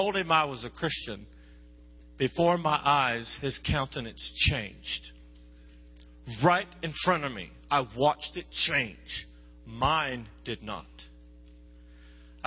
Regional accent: Texas, United States; I'm from Texas

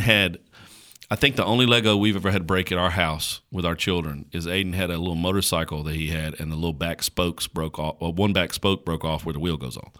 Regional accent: Caswell County, North Carolina, United States; accent: slow drawl; I grew up in Caswell County, North Carolina

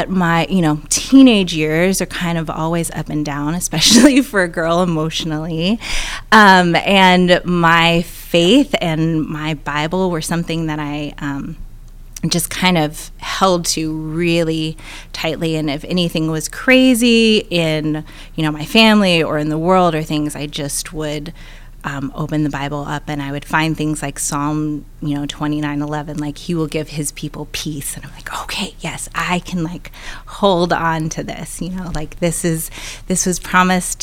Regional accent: Portland, Oregon, United States; born or raised there; also born or lived in Oakland, California / Vancouver, Washington

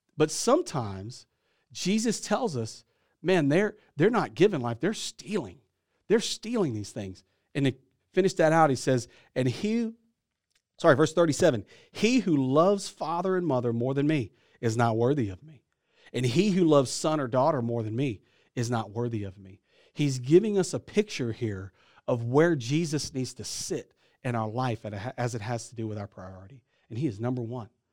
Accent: Louisiana, United States; I'm from Louisiana

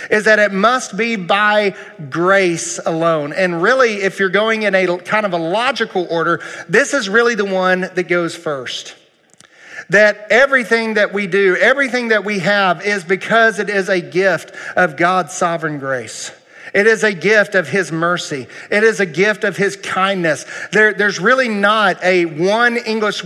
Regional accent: United States; I'm proud to be an American

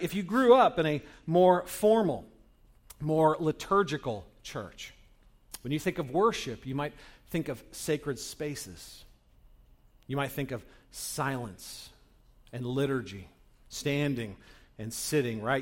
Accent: Northern California, United States; I grew up in Northern California, where, uh, during the seventies, um, when I was a kid

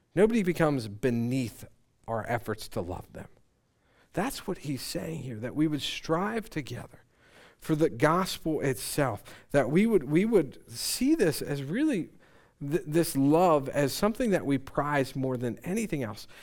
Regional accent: Conestoga area, Pennsylvania, United States; I grew up in the Conestoga area

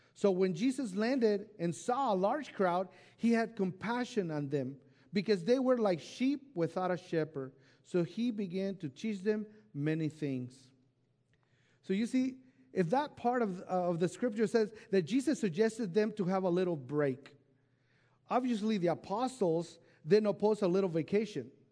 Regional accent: Mexico; moved away; I was raised in Mexico in an orphanage home

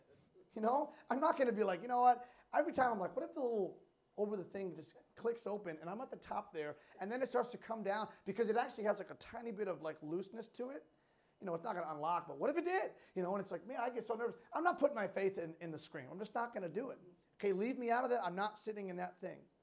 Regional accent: Western Massachusetts, United States; Growing up in Western Mass, there's a, an amusement park, Six Flags New England

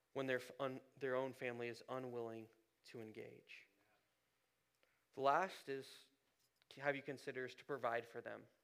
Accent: Columbus, Ohio, United States; I grew up in Ohio, north side of Columbus

